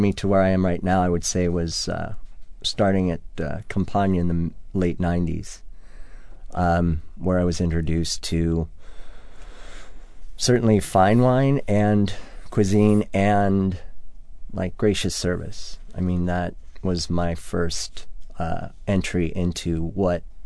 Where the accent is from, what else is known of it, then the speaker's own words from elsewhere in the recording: Westfield, New Jersey, United States; moved away as an adult; now in West Coast, United States; I grew up in New Jersey, Westfield